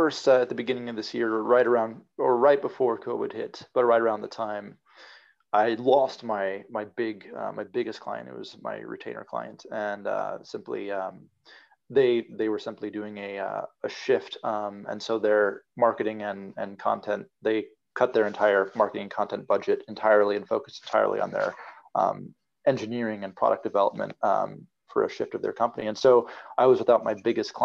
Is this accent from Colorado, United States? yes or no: yes; Colorado, United States; I'm from Colorado, a small town in Colorado.